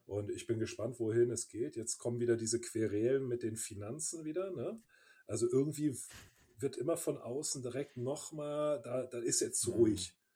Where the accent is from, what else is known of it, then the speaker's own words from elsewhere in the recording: Bonn, North Rhine-Westphalia, Germany; moved away as an adult; also born or lived in Cologne; now in Munich, Germany; ich bin aber in Bonn geboren